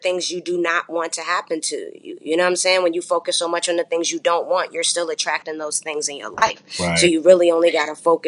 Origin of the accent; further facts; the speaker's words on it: Chesterfield County, Virginia, United States; also born or lived in Fayetteville, North Carolina; I was raised in Virginia, Chesterfield County to be exact